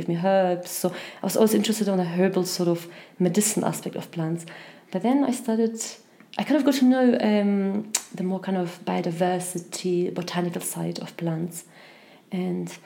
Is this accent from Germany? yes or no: yes; Germany; moved away as an adult; also born or lived in Poland / Ireland / Scotland; I was born in Poland, and as a child I moved to Germany for almost 10 years. I went to secondary school there